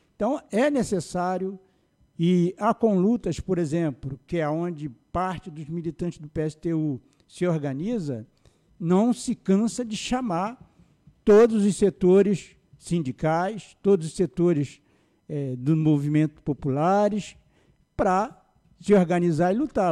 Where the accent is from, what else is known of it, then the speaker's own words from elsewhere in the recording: São Gonçalo, Rio de Janeiro, Brazil; eu sou é, nascido no Rio de Janeiro, mas fui criado no Jardim Catarina, cheguei no Jardim Catarina com um ano